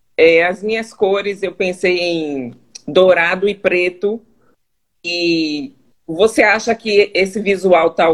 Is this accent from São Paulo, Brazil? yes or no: no; Salvador, Bahia, Brazil; moved away as an adult; now in Charlotte, United States; Sou de Salvador, Bahia.